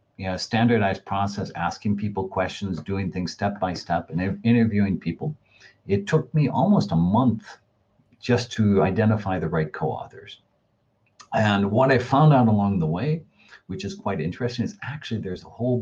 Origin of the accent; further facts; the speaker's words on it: United States; I'm an American